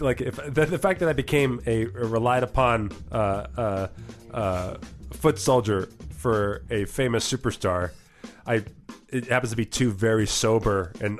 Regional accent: New Jersey, United States; now in Las Vegas, United States

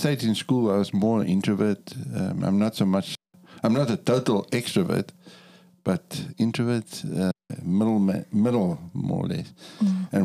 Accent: Cape Town, Western Cape, South Africa; moved away as an adult; also born or lived in Angola / Namibia / Botswana; I come from South Africa. I was born and raised in Cape Town, the most beautiful city in the world.

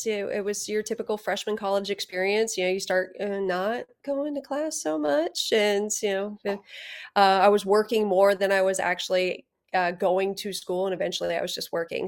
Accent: Ohio, United States; moved away as an adult; I grew up in Ohio

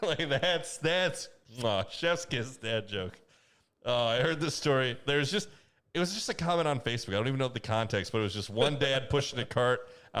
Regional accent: Morris, Illinois, United States; I'm from Morris.

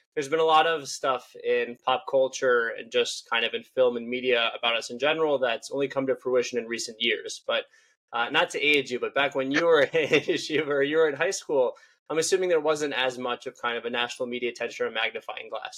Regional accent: Israel; I'm from Israel

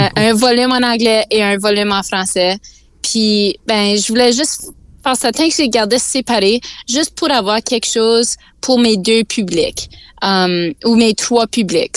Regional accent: Sudbury, Ontario, Canada; j'ai grandi à Sudbury, on parle en français dans ma famille. Puis j'ai grandi vraiment dans la culture franco-ontarienne.

